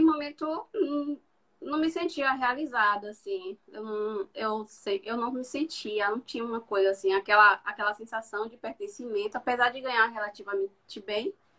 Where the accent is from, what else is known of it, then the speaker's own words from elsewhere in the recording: southern Bahia, Brazil; moved away; eu sou do sul da Bahia